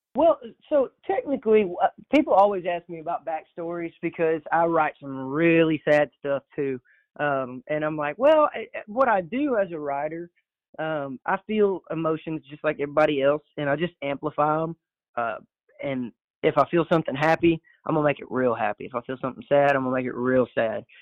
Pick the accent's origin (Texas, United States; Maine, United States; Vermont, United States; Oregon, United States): Texas, United States; Orange; moved away as an adult; now in Nacogdoches, United States; we grew up in Orange, Texas, my entire life from zero to 18. I was in Orange, Texas.